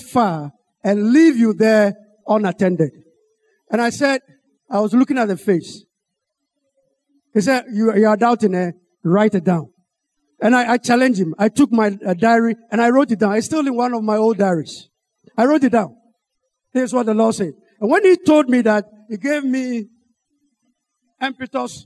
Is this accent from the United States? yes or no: no; Ghana; I'm from Ghana